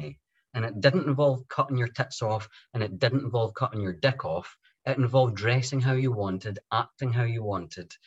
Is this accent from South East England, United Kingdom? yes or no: no; Scotland, United Kingdom; my home country of Scotland